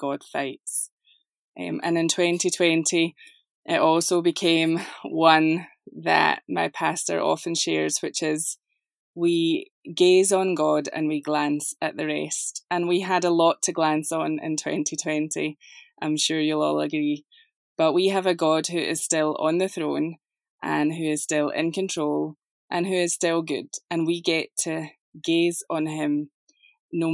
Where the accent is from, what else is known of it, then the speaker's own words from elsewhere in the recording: Scotland, United Kingdom; now in Atlanta, United States; you will notice an accent. I live just outside of Atlanta, Georgia, but this is not a Southern accent. It is English, however. I'm from Scotland.